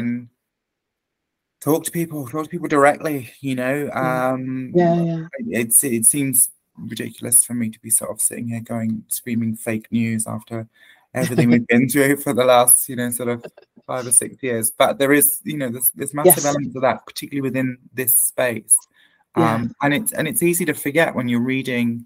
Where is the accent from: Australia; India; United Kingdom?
United Kingdom; Hastings, South East England; my hometown